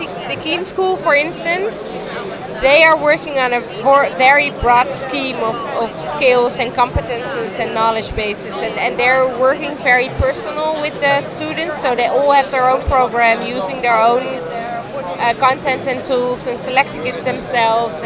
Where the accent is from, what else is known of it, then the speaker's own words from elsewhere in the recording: Amsterdam, North Holland, Netherlands; I'm from Amsterdam